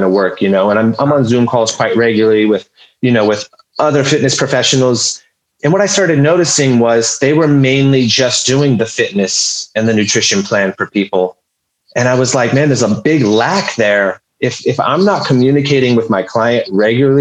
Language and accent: English; Humboldt County, California, United States; I'm originally from Humboldt County in California, lived there pretty much for my whole life.